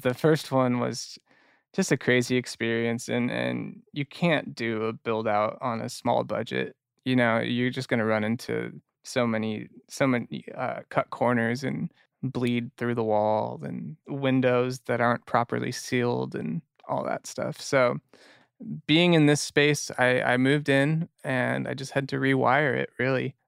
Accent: Orange County, California, United States; I grew up in Orange County.

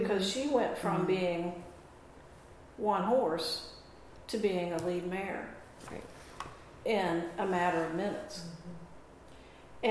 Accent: North Carolina, United States; moved away; also born or lived in Oregon; because we were living in Oregon. Now, I'm from North Carolina

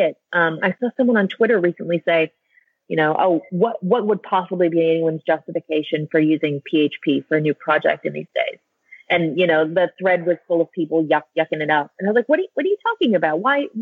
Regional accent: United States; moved away as an adult; as an American living overseas

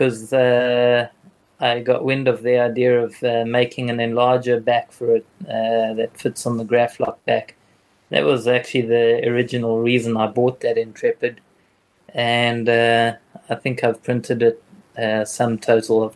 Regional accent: Johannesburg, Gauteng, South Africa; moved away as an adult; also born or lived in China; I'm from Johannesburg, South Africa

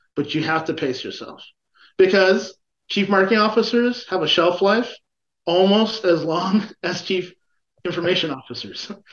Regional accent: Chicago, Illinois, United States; I'm a Chicagoan

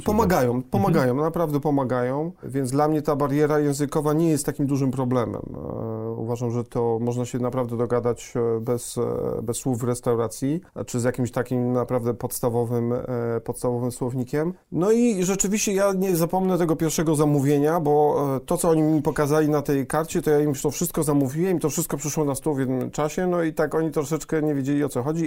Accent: Poland; moved away as an adult; also born or lived in London, United Kingdom; wyjechałem e, z Polski do, e, do Londynu, do mhm. Anglii mhm. w wieku 22 lat

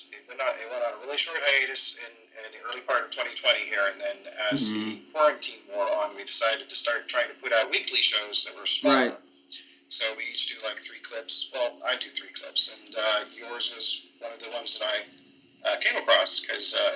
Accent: Arcata, California, United States; also born or lived in Eureka, California; Northern California, a place called Arcata.

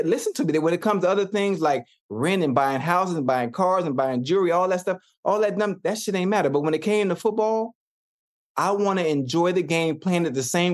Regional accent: Miami, Florida, United States; I'm from Miami. I'm from Liberty City, this beautiful place called Dade County

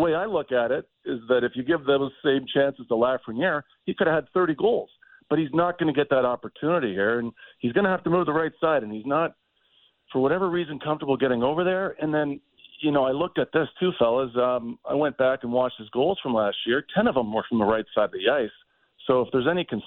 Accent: Toronto, Ontario, Canada; I'm from Toronto

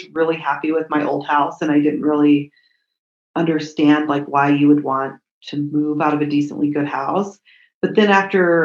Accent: Colorado, United States; I'm from Colorado

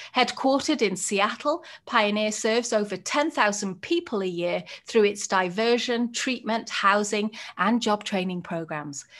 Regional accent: United Kingdom; moved away as an adult; now in United States; I'm a British white woman

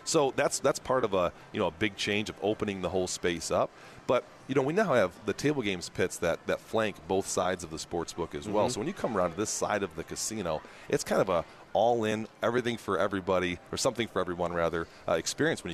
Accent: Michigan, United States; now in New Orleans, United States; I'm originally from Michigan

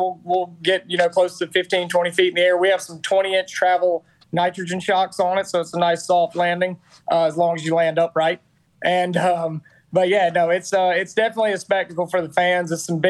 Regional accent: United States; I'm an American

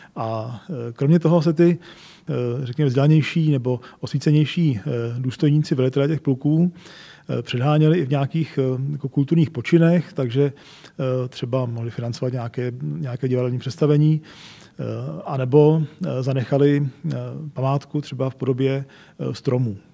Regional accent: České Budějovice, South Bohemian Region, Czechia; já jako Budějčák

